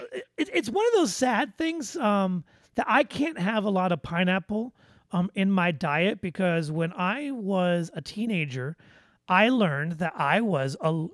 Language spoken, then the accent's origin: English; Midwest, United States; accent: Midwest; listen to my little Midwest accent